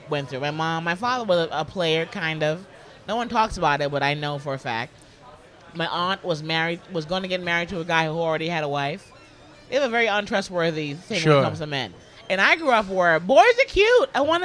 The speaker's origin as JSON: {"language": "English", "town": "New York City", "region": "New York", "country": "United States", "tie": "born or raised there", "also_born_or_lived": "Los Angeles, United States", "moved": "as an adult", "said": "Born and raised in the Bronx"}